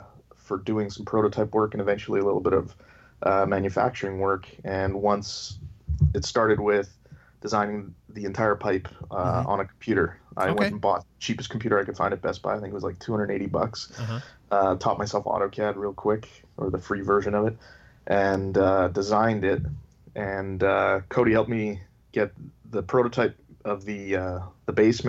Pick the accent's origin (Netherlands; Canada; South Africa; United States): Canada; Yeah, I'm Canadian. The accent doesn't give it away.